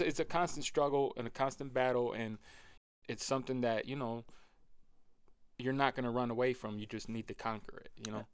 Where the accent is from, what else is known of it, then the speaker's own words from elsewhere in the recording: Rochester, New York, United States; I've born and raised in Rochester